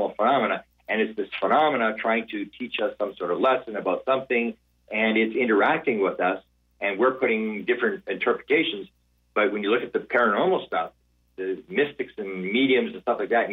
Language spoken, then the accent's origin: English; Canada; I'm from Canada where it's very cold now.